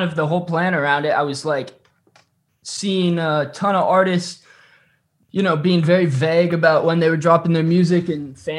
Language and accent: English; California, United States; I grew up in California. I'm a California boy.